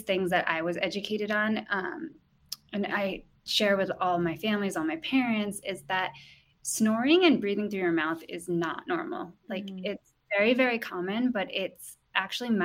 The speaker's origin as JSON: {"language": "English", "town": "Guilderland", "region": "New York", "country": "United States", "tie": "born or raised there", "also_born_or_lived": "California", "moved": "as an adult", "said": "I'm actually from Gilderland. I grew up in the Capital Region"}